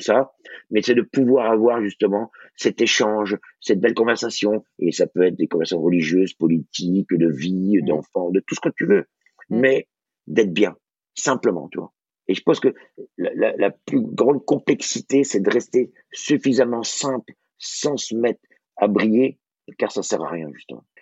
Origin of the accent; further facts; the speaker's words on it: Brittany, France; je suis breton